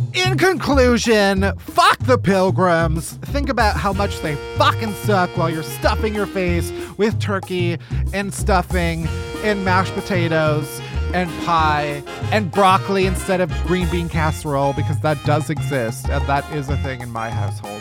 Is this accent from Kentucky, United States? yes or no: no; Chicago, Illinois, United States; I'm from Chicago